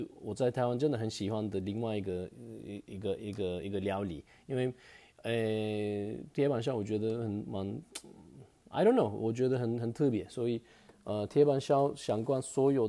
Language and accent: Chinese; Turkey; Chinese is a second language; now in Taiwan; 其实我们不是只有烤肉，很多人都以为我们土耳其人都是都是吃烤肉就不对。